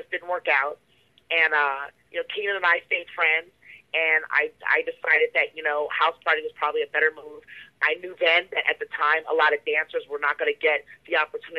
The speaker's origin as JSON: {"language": "English", "region": "New Jersey", "country": "United States", "tie": "born or raised there", "said": "growing up in New Jersey"}